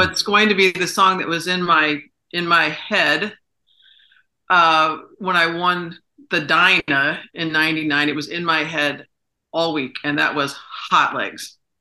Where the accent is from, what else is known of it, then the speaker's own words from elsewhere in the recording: Saratoga Springs, New York, United States; he came to Saratoga, came to my hometown